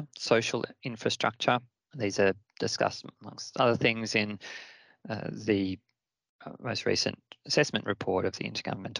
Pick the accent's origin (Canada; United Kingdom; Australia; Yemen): Australia; my home country of Australia